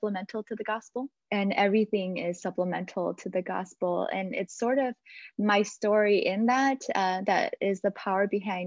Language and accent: English; Michigan, United States; also born or lived in Dallas; I grew up in the Hmong churches, the first generation Hmong churches here in Michigan